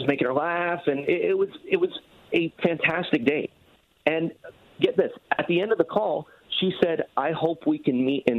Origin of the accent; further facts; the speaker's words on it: East Coast, United States; We're both from the East Coast.